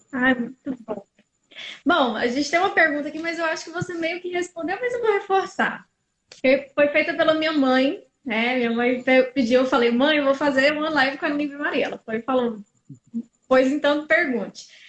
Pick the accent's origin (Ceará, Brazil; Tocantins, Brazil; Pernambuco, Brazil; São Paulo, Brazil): Tocantins, Brazil; Eu sou do Tocantins, mas minha mãe mora em Minas